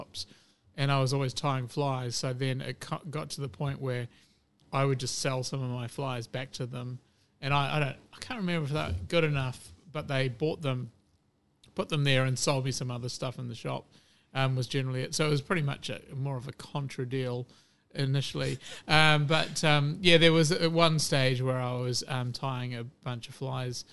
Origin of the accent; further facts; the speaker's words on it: Hamilton, Waikato, New Zealand; also born or lived in United Kingdom; I grew up in Hamilton